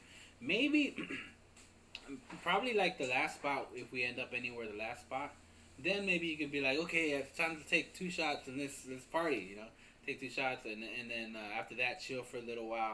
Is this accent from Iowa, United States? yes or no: yes; Iowa, United States; I grew up in Iowa